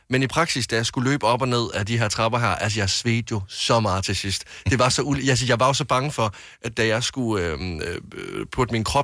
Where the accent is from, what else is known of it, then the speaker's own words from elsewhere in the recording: Jutland, Denmark; also born or lived in Varde; now in Copenhagen, Denmark; Jeg er jo fra Jylland